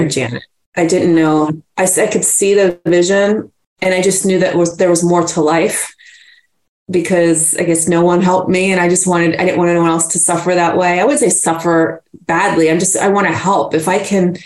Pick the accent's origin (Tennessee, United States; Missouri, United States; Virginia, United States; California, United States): Virginia, United States; Yes, in Virginia. And I'm so honored that and happy I grew up there.